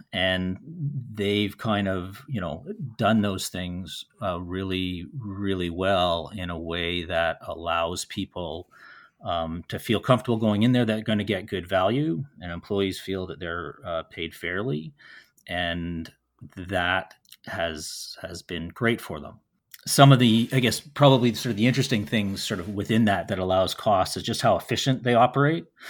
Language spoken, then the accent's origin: English; Winnipeg, Manitoba, Canada; growing up in Winnipeg